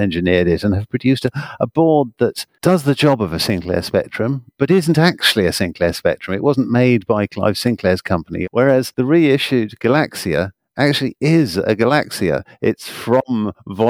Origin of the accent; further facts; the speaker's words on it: United Kingdom; as you can probably tell by my accent, I'm from the United Kingdom